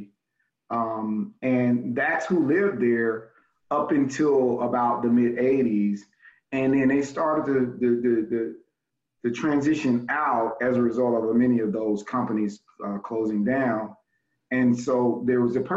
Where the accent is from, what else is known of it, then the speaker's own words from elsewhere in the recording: Memphis, Tennessee, United States; also born or lived in Los Angeles, California; I'm from Fraser. Fraser, and folks would generally say Fraser / North Memphis